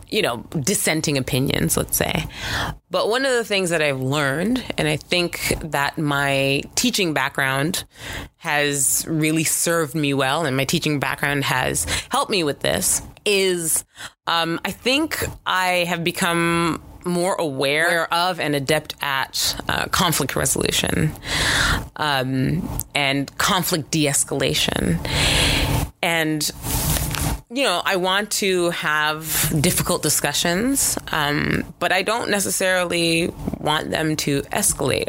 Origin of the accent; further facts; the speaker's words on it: Canada; I am Canadian